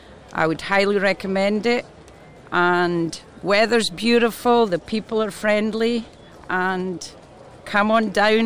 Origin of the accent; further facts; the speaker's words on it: Scotland, United Kingdom; I'm from Scotland